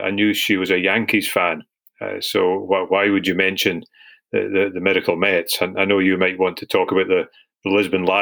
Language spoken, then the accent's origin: English; Scotland, United Kingdom; being Scottish